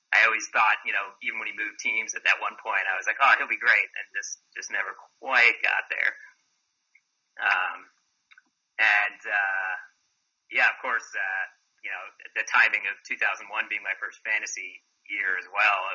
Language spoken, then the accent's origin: English; Dover, Massachusetts, United States; moved away as an adult; also born or lived in New York / Minnesota / San Francisco; I grew up in uh, Massachusetts, uh, a small town called Dover